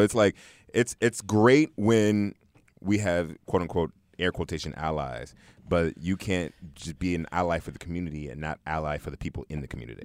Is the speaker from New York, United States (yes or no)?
yes; New York City, New York, United States; moved away; also born or lived in New Jersey; being originally from Brooklyn